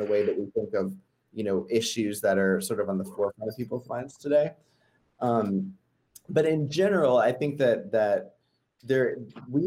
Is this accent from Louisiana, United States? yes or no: no; Georgia, United States; growing up in Georgia